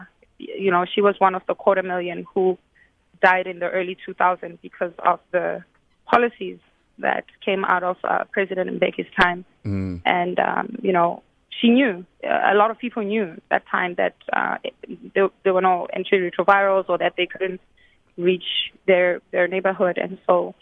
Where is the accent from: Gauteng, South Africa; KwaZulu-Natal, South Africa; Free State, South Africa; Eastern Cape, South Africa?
Gauteng, South Africa; Johannesburg; also born or lived in Katlehong (Zonkizizwe Township), Gauteng; now in New York City, United States; I grew up in the streets of Rosettenville. I was born in Zonkiziza Township